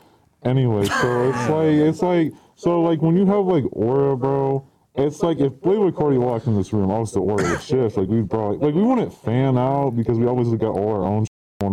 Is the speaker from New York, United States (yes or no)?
no; Idaho, United States; I'm from Idaho. No, dad's like born there too.